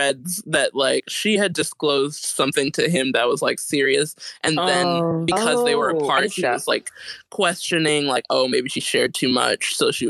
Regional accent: Wisconsin, United States; now in London, United Kingdom; I was raised in Wisconsin, so very close by.

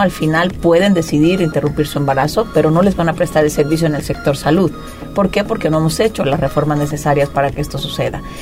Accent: Puebla, Mexico; moved away as an adult; also born or lived in Spain; soy una mujer poblana, nací en Puebla Capital

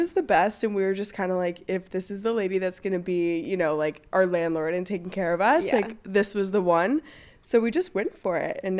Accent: Maryland, United States; moved away as an adult; now in Los Angeles, United States; I grew up in Maryland, East Coast gal, and I moved to California or LA about like 4 years ago.

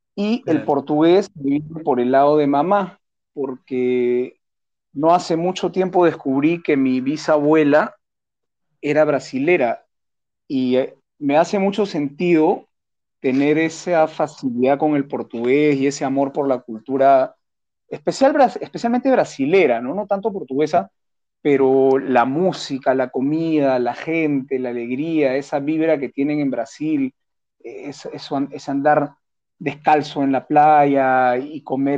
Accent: Peru

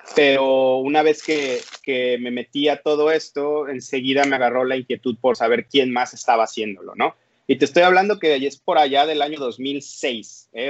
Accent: Veracruz, Mexico; now in Monterrey, Mexico; yo soy originario, nací en Veracruz, este, en el puerto de Veracruz. Yo vengo de por allá. Actualmente vivo en Monterrey, Nuevo León

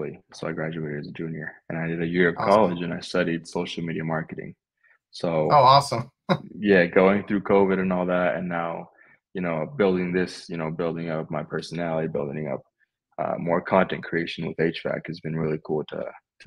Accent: West Valley City, Utah, United States; moved away as an adult; also born or lived in Australia / Florida; now in Idaho, United States; I'm originally from Utah, from West Valley. So it's near downtown Utah, Salt Lake City area

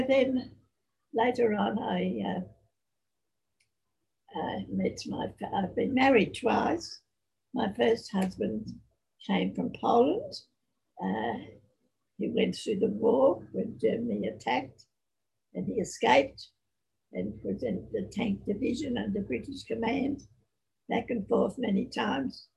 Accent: Australia; also born or lived in Sydney; my parents came to Australia from Ireland, and I was born in Australia, my sister and I. I've had a very blessed life in this land, the great country Australia

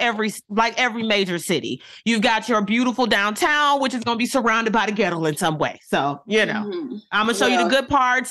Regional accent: Michigan, United States; moved away; That is my hometown. That's my home state.

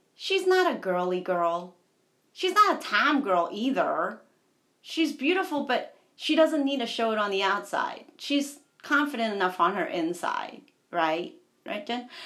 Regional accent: United States; I'm American.

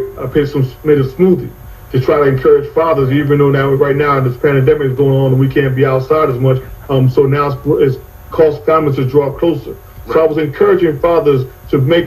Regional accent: New Jersey, United States; moved away as an adult; also born or lived in Charlotte, North Carolina; now in Phoenix, United States; I grew up in New Jersey.

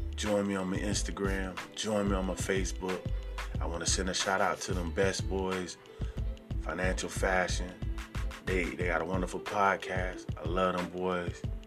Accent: Sarasota, Florida, United States; I'm from Sarasota, Florida

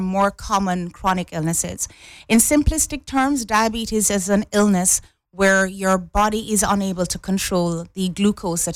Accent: Jamaica; now in Cayman Islands; I'm from Jamaica

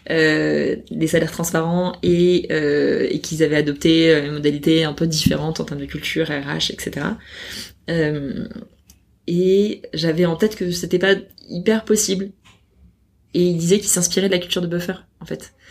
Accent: France; moi accessoirement donc je suis française déjà c'est une boîte française

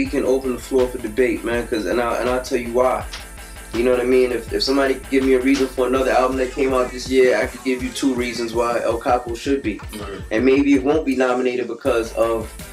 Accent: Jamaica; As a kid, I'm Jamaican, man, so I grew up listening to my mother listening to David Levy on the radio

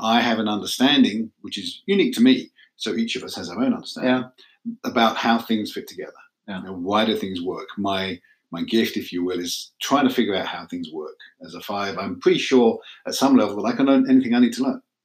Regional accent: England, United Kingdom; moved away as an adult; also born or lived in Manchester; now in United States; I'm from England

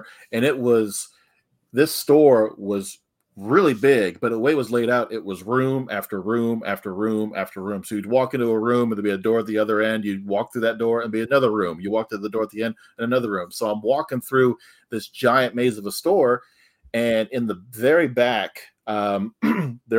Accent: Western Kentucky, United States; I'm actually from West Kentucky

